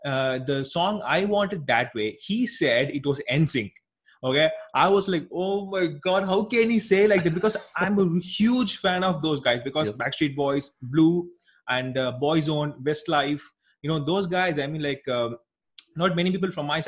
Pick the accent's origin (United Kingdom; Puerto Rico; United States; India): India; South India; I'm actually from India